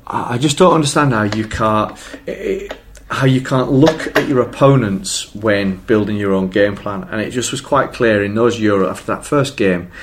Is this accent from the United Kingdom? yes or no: yes; England, United Kingdom; we're English and we like football